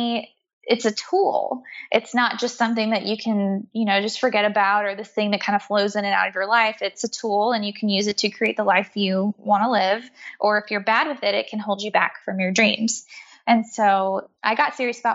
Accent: the South, United States; moved away as an adult; also born or lived in New York City; now in Atlanta, United States; I'm from the South. I live in Atlanta now.

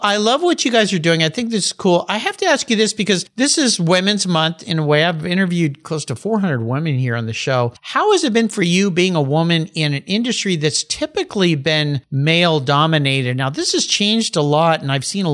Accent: San Diego, California, United States; moved away; I grew up in San Diego

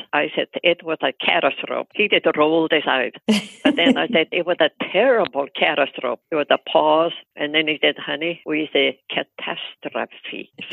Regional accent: Iceland; moved away as an adult; now in United States; growing up in Iceland

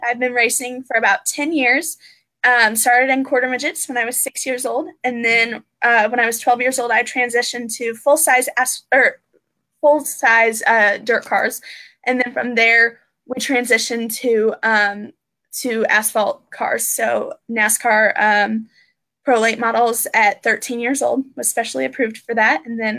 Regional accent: De Soto, Kansas, United States; I'm 16 years old, and I'm from DeSoto, Kansas.

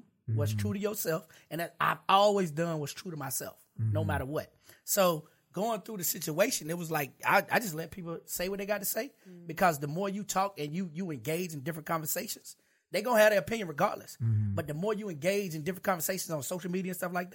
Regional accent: Charlotte, North Carolina, United States; I'm from Charlotte, North Carolina. I had the projects of Charlotte, North Carolina

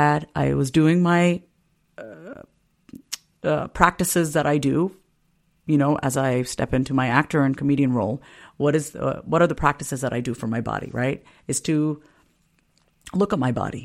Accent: Long Island, New York, United States; Growing up on Long Island, it was not easy being one of very few Indian families in an all-white town.

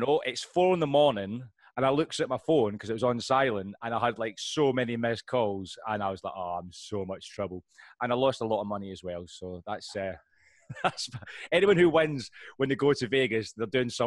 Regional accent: Scotland, United Kingdom; I'm Scottish

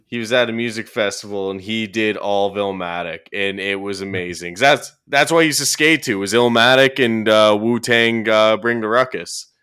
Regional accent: Orono, Ontario, Canada; moved away; my hometown, which is Orono, Ontario

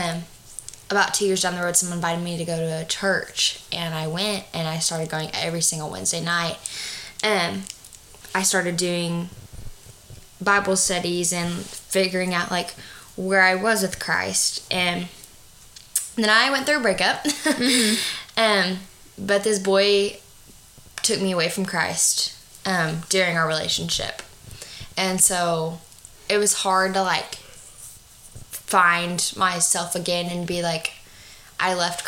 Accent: Arkansas, United States; also born or lived in Fort Smith; just from good old Arkansas

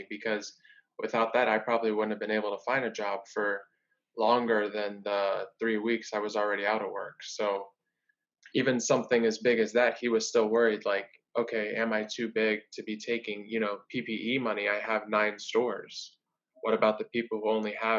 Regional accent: Chicago, Illinois, United States; born or raised there; now in Florida, United States

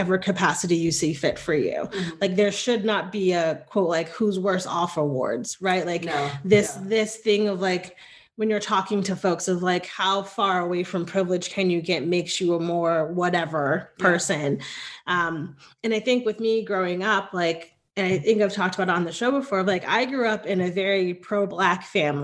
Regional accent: New Haven, Connecticut, United States; moved away as an adult; now in Austin, United States; growing up in Connecticut, there was, again, a church on every corner

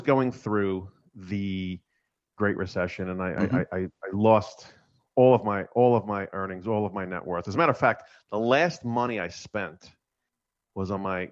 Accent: New York, United States; I grew up in New York. I'm first generation Italian here.

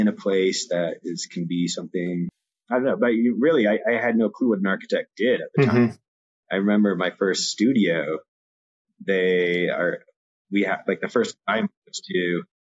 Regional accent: Evergreen, Colorado, United States; also born or lived in California; I was originally born in California, and my family moved to Evergreen, Colorado when I was 5. So I grew up in Evergreen

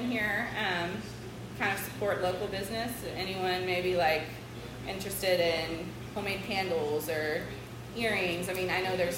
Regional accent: Clifton, Texas, United States; also born or lived in Waco; I'm from Clifton. I graduated from Clifton

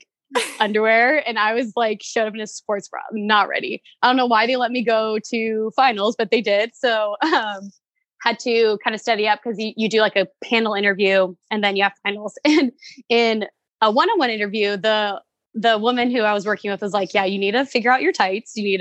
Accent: Yorba Linda, California, United States; moved away as an adult; also born or lived in Texas; now in Phoenix, United States; I am from Yorba Linda. It's a small city in Southern California where I actually started out more of a gymnastics soccer player kind of kid

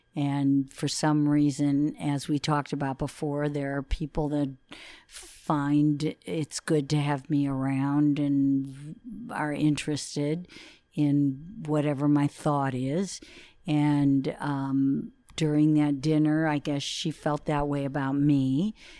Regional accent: Detroit, Michigan, United States; we grew up in Detroit together, went to school together

